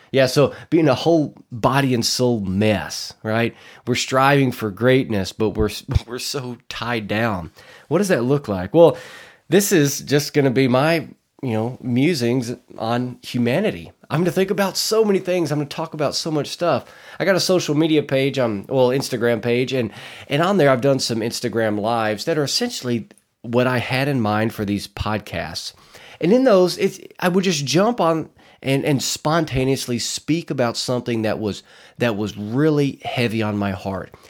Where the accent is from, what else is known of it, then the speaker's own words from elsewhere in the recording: Arkansas Delta, United States; I'm from Arkansas, born and raised in the Arkansas Delta.